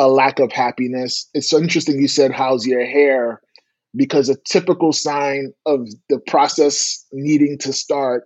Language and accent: English; New York City, New York, United States; Born and raised in Brooklyn